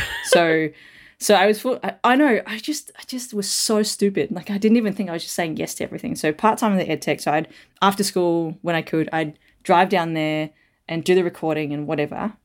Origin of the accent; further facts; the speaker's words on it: Melbourne, Victoria, Australia; also born or lived in Perth, Australia; I was born in Perth, but moved over to Melbourne, so when I was, like, three